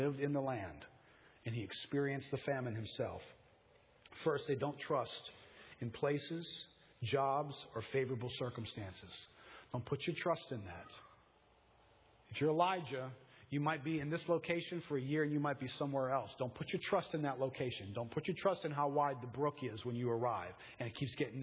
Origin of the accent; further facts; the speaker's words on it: United States; I'm an American